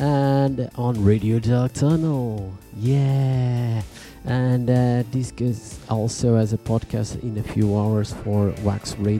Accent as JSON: {"language": "English", "town": "Tournai", "region": "Wallonia", "country": "Belgium", "said": "I'm from Tournai."}